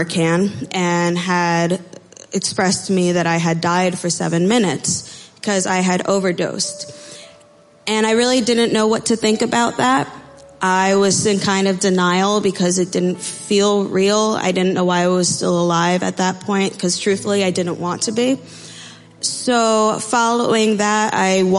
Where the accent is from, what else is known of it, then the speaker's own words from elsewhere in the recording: Freehold, New Jersey, United States; also born or lived in Amatitlán, Guatemala; I am from Freehold, New Jersey. I was born in Amatitlan, Guatemala, and was adopted at 1.5